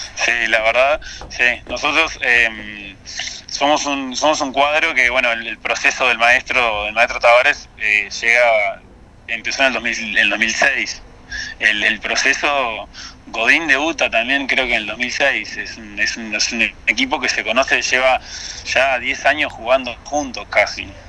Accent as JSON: {"language": "Spanish", "country": "Uruguay", "moved": "yes", "lives_now": "Russia", "said": "yo como uruguayo"}